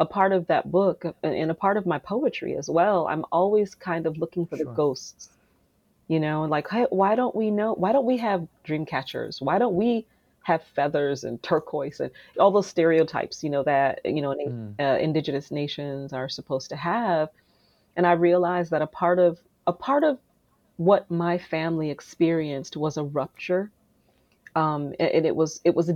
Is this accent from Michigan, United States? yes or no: yes; Kalamazoo, Michigan, United States; I grew up in Kalamazoo, Michigan. I was born and raised in Kalamazoo.